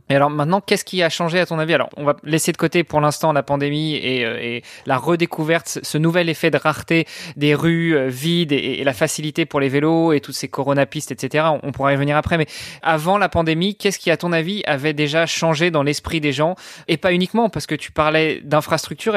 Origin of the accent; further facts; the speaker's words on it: Normandy, France; now in Luxembourg, Luxembourg; moi, je suis Normand.